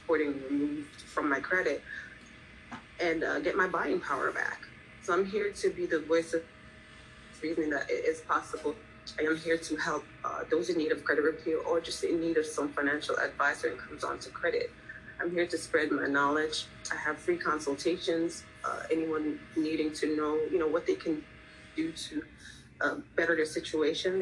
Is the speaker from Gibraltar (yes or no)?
no; Jamaica; also born or lived in Philadelphia; now in Florida, United States; I'm actually from Jamaica.